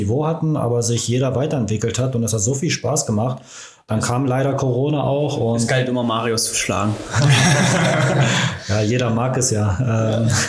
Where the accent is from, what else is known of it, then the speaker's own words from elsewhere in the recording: Ruhr area, North Rhine-Westphalia, Germany; moved away as an adult; now in Magdeburg, Germany; bei uns im Ruhrgebiet